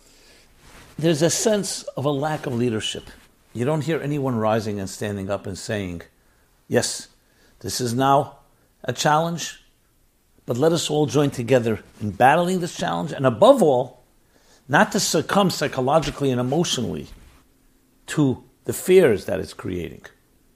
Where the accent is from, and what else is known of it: United States; born or raised there